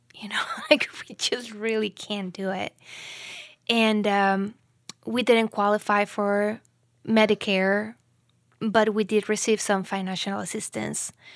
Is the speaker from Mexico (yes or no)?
yes; Mexico; moved away as an adult; I'm from Mexico. We've been living here for, I think, over three years now